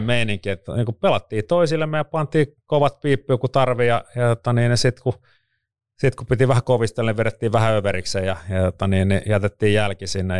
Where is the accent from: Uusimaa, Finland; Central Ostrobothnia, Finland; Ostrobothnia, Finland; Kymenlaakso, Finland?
Uusimaa, Finland; Vantaa; on syntynyt Vantaalla Louhelassa 75